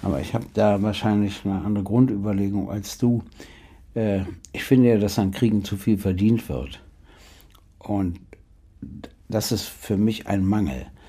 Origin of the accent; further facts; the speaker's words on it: Berlin, Germany; sage ich als Berliner